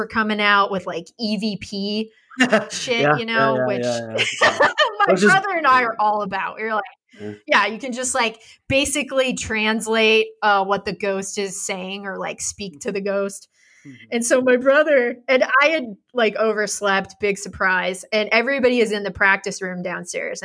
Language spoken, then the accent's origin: English; Western Kansas, United States; growing up in Western Kansas